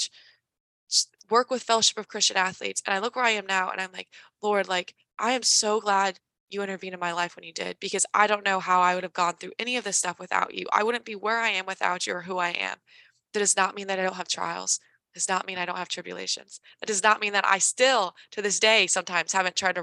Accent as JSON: {"language": "English", "town": "Carmel", "region": "Indiana", "country": "United States", "tie": "born or raised there", "also_born_or_lived": "Washington, D.C.", "moved": "as an adult", "said": "I grew up in Indiana. I've traveled, but I didn't really leave Indiana."}